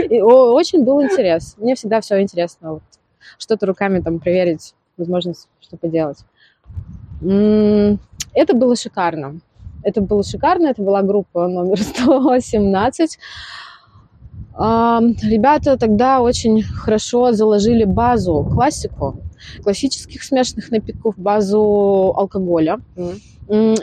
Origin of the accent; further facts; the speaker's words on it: Beryoza, Samara Oblast, Russia; я сама из Березы, как бы оттуда начинала.